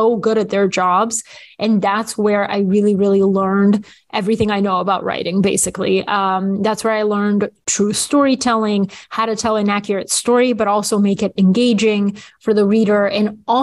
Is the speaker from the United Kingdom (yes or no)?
no; Bulgaria; moved away; when I was little, growing up in Bulgaria